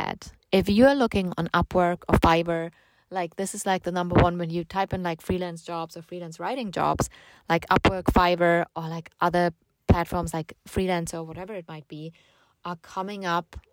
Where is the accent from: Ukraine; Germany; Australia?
Germany; I'm from Germany